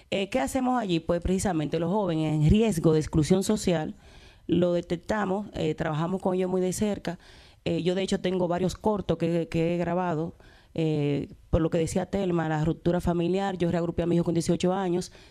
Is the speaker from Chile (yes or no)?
no; Dominican Republic; now in Spain; Muchas veces desconocemos cosas que nos da España, y nosotros como dominicanos acercamos esas informaciones